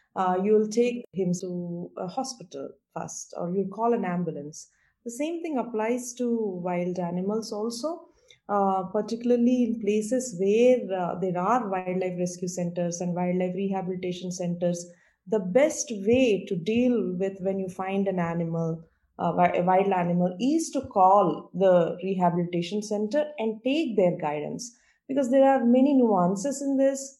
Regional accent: India; moved away as an adult; also born or lived in United States; back in my home country? And I wanted to explore possibilities if it would be feasible for me to come back here and do something. So I took a trip to India

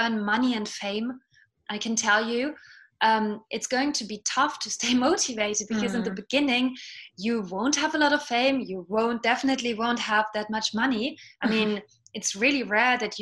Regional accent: Germany; accent: British; first language Estonian; English is a second language; moved away as an adult; also born or lived in London, United Kingdom; now in Paris, France; So my dad is German. I grew up in Germany, and my mom is actually Estonian. And she brought me up only speaking Estonian to me

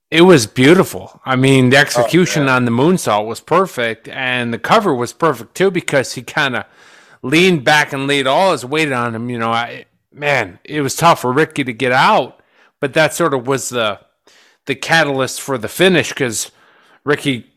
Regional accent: Buffalo, New York, United States; my hometown, Buffalo

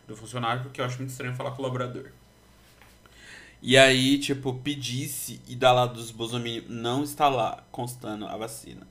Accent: Brazil; Como brasileiro

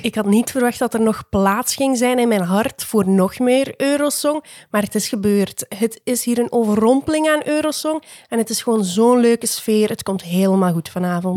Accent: Poland; voor mij als Pool

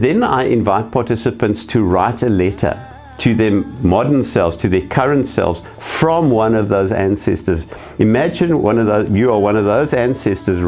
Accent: South Africa; I was born white in South Africa

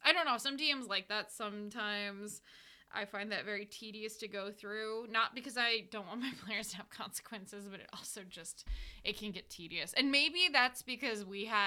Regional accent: United States; we're American

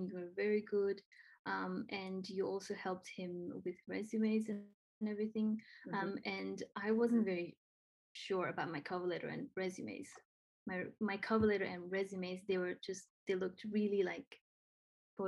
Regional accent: Nepal; first language Nepali; English is a second language; moved away as an adult; now in Australia; I'm from Nepal. I came to Australia in 2014 to study, and I'm still here 7 years.

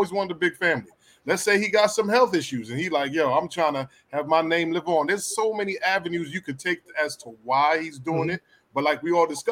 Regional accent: Jamaica; I'm Jamaican

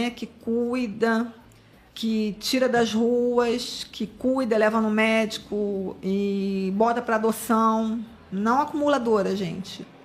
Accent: Rio de Janeiro, Brazil; born there; Eu nasci na Vila Rosali.

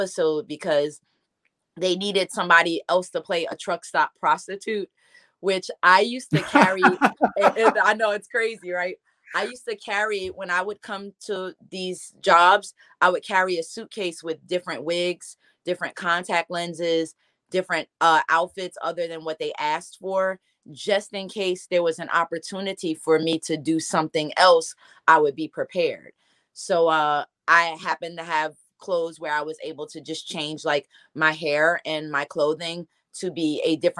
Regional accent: Newark, New Jersey, United States; I'm from Newark, New Jersey

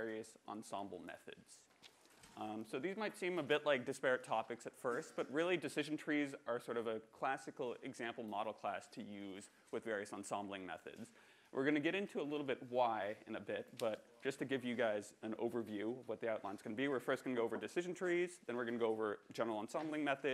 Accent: Canada; I'm Canadian

